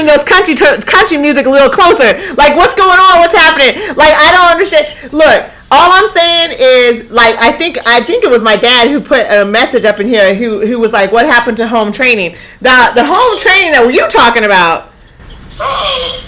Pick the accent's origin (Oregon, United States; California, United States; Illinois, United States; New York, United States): Oregon, United States; Eugene; moved away; also born or lived in Houston; Ain't nowhere in my little life in Eugene did I have 15% of black people around me.